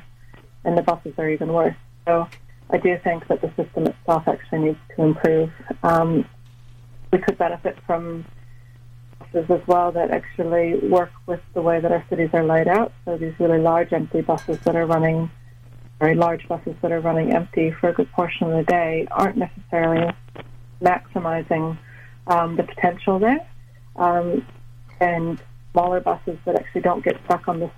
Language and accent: English; United States; now in New Zealand; I'm from the States originally